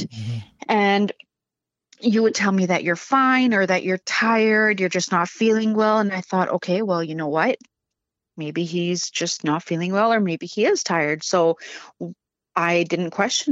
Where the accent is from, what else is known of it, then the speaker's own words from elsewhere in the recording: Prince George, British Columbia, Canada; moved away as an adult; also born or lived in Vancouver; growing up in Prince George